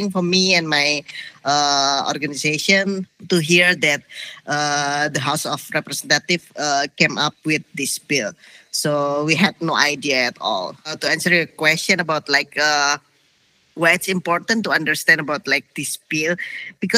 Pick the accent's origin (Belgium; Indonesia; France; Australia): Indonesia; I'm from Indonesia